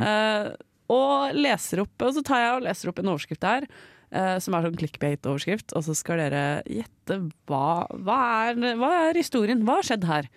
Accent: Raufoss, Innlandet, Norway; moved away; på Raufoss. Å, ja. Der jeg bodde hjemme.

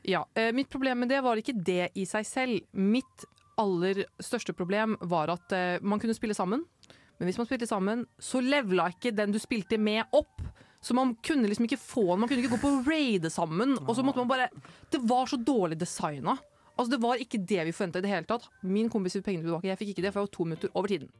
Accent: Oslo, Norway; jeg er fra Oslo sentrum

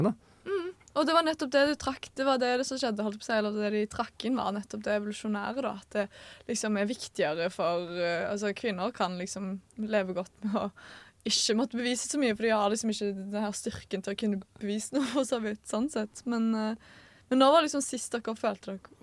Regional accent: Stavanger, Rogaland, Norway; moved away; guttegjengen min hjemme i Stavanger

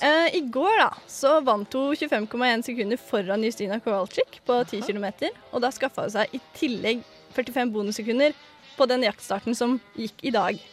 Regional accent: Sandefjord, Vestfold, Norway; jeg kommer jo fra Sandefjord

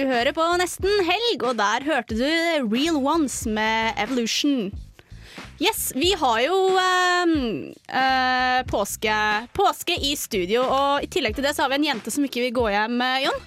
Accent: Romerike, Akershus, Norway; also born or lived in Fetsund; now in Trondheim, Norway; på Romerike, der jeg er fra

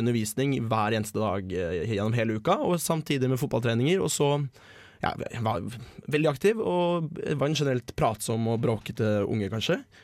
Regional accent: Bø, Vestfold og Telemark, Norway; der jeg kommer fra, Bø i Telemark

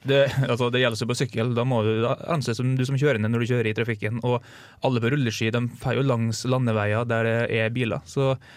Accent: Kleive, Møre og Romsdal, Norway; moved away; det er jo, det er jo hjembygda mi

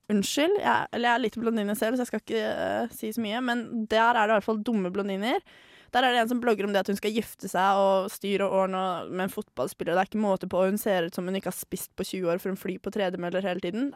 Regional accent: Tønsberg, Vestfold, Norway; born or raised there

